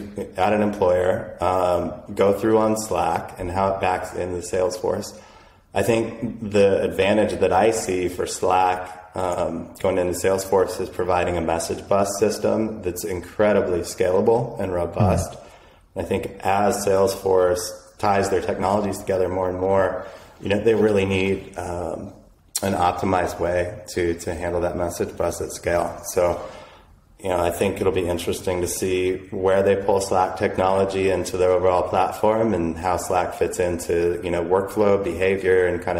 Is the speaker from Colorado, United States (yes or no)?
yes; Boulder, Colorado, United States; I grew up in Boulder